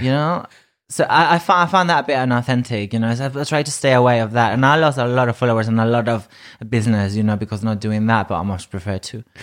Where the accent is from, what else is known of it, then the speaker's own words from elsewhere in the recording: Ibiza, Balearic Islands, Spain; English is a second language; moved away as an adult; also born or lived in Madrid; now in United Kingdom; I'm from, originally from Madrid, but I grew up in Ibiza